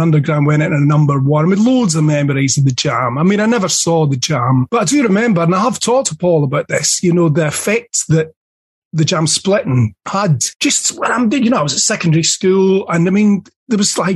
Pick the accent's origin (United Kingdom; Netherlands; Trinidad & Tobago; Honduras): United Kingdom; Dundee, Scotland; I grew up in Dundee in Scotland, and I was a punk rock nutter